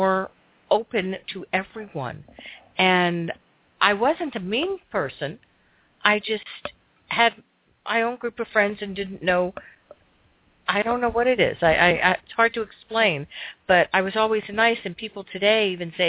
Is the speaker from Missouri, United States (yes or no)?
no; Miami, Florida, United States; moved away; also born or lived in Seattle area; I was from a very large high school. There were 1,160-some-odd people in my graduating class alone. It was a Miami High.